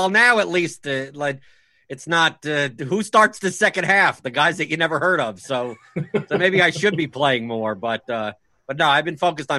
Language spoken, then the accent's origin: English; New York, United States; because I was from New York.